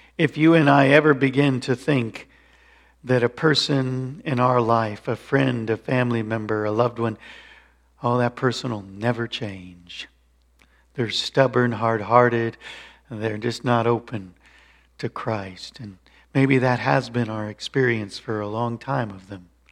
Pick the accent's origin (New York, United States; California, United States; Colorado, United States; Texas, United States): Colorado, United States; moved away; I grew up in Colorado